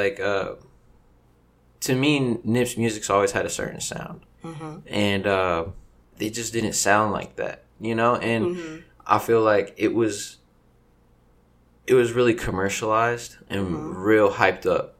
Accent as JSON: {"language": "English", "region": "Texas", "country": "United States", "tie": "born or raised there", "said": "I am Hispanic. My family's Mexican. I was born in Texas. My family is born in Mexico."}